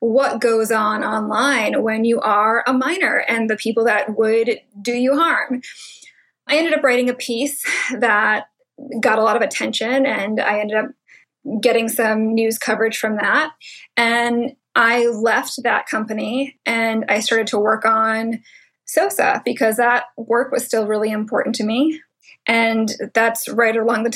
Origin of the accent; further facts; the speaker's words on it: New England, United States; also born or lived in Hong Kong; I was born in Hong Kong. My mom was from the Philippines. My dad is from Wales. And I was raised in New England